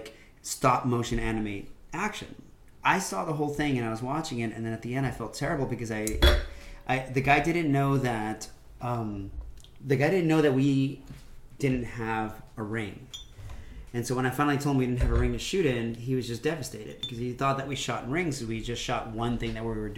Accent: United States; We grew up in DeKalb County

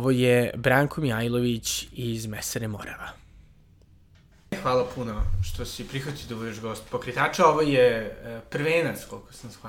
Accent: Belgrade, Serbia

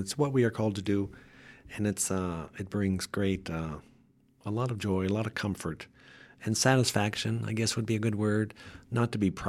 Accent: Pennsylvania, United States; I grew up in Northwest Pennsylvania, mm-hmm. where it's quite a bit colder, and I grew up in a Catholic home

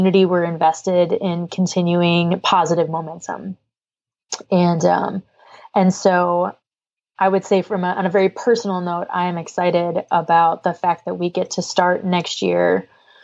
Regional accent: the Berkshires, New England, Massachusetts, United States; now in Louisiana, United States; I am a girl from New England, I would love to go see a TEDx Berkshires event just because it's my hometown

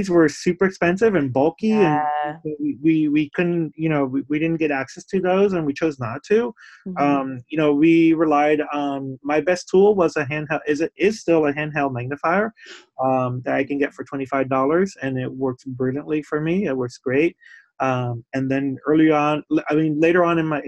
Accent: Puerto Rico; now in Somerville, United States; I was born in Puerto Rico

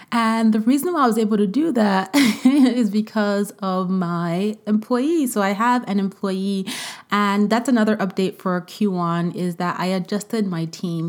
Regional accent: Vienna, Austria; moved away; I was born in Vienna. I went to college in Vienna. Um, I went to grade school in Vienna, partially.

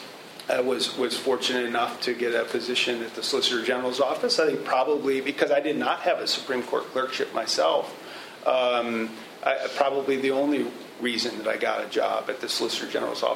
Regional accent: St. Louis, Missouri, United States; growing up in St. Louis

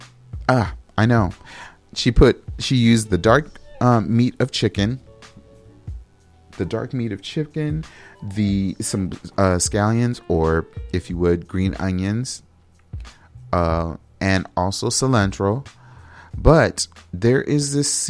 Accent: United States; I'm an American

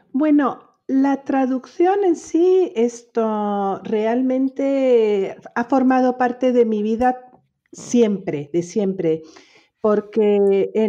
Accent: Geneva, Switzerland; creciendo en Ginebra, hija de españoles, yo crecí mm, eh, bilingüe, totalmente, soy totalmente bilingüe francés-español

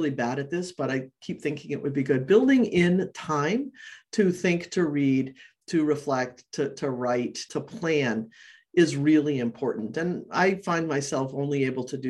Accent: New Hampshire, United States; now in Maine, United States; I grew up in New Hampshire

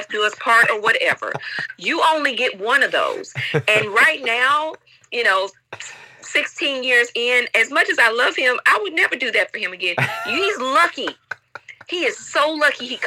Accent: Chattanooga, Tennessee, United States; moved away as an adult; also born or lived in Nashville, Tennessee / Memphis, Tennessee / Indianapolis, Indiana / London, United Kingdom; now in Taiwan; I'm from Chattanooga, Tennessee. Originally born and raised

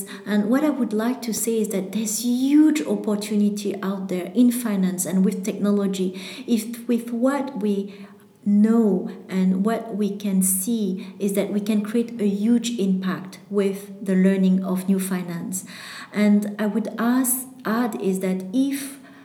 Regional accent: Vietnam; I'm from Vietnam

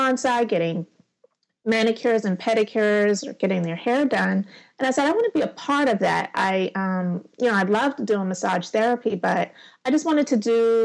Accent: Charleston, South Carolina, United States; also born or lived in Summerville, South Carolina; I am in Somerville, South Carolina, and I'm from Charleston, which is just 30 minutes outside of the city. So I'm in South Carolina, born and raised

